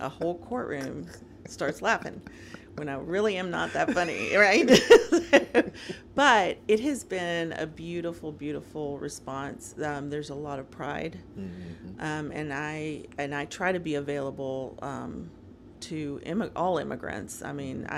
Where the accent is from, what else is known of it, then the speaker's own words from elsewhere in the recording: Nashville, Tennessee, United States; also born or lived in Bogota, Colombia; I grew up in the South